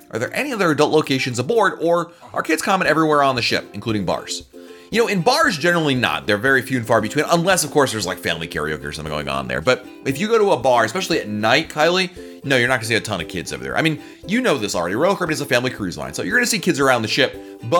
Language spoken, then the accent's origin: English; Chile; born there; I was born in Chile, and my mom grew up there to German parents from Leipzig.